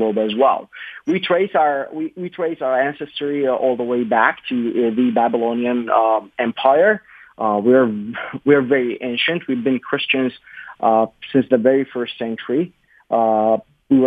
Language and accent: English; Baghdad, Baghdad Governorate, Iraq; moved away as an adult; also born or lived in Southeast Michigan; now in Michigan, United States; I am a Baghdadi. I was born and raised in Baghdad, left Iraq 2003. Spent most of my youth in Baghdad